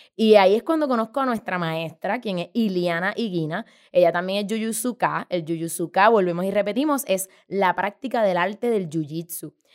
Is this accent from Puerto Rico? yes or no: yes; San Juan, Puerto Rico; Yo nací y crecí en San Juan, Puerto Rico, este hermoso archipiélago